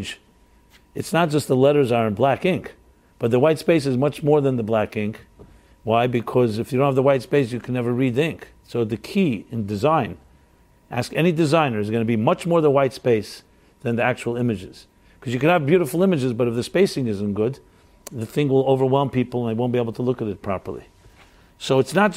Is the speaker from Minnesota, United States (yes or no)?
no; New York City, New York, United States; I'm a New Yorker